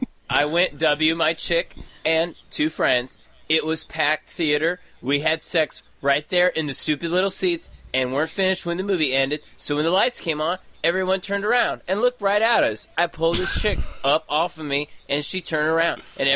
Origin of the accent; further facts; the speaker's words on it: Willits, California, United States; I'm from Willits, California.